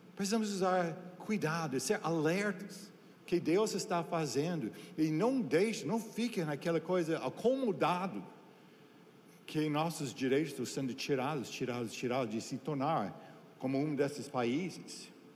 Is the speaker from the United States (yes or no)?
yes; United States; Portuguese is a second language; also born or lived in Brazil; now in Santarém, Brazil; como americano